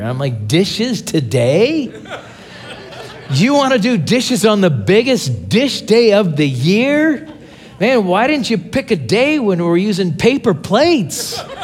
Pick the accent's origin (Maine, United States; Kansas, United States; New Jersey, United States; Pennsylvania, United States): Pennsylvania, United States; Pittsburgh; now in Tulsa, United States; I'm from Tulsa, Oklahoma. Uh, originally, I'm from Pittsburgh, Pennsylvania